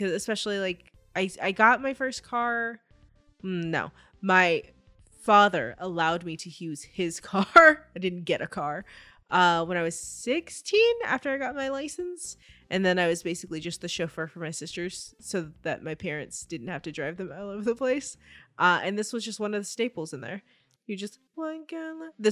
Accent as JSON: {"language": "English", "town": "Covina", "region": "California", "country": "United States", "tie": "born or raised there"}